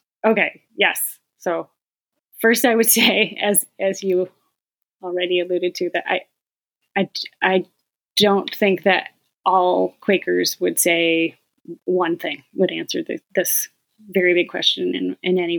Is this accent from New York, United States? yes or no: yes; Auburn, New York, United States; I was born into a very Roman Catholic family in Auburn, New York, about an hour from here.